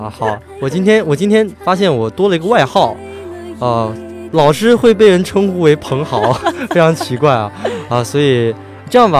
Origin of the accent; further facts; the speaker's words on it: Guangzhou, Guangdong, China; 广州是一个非常多非常多美食的地方啊，也是我的家乡了。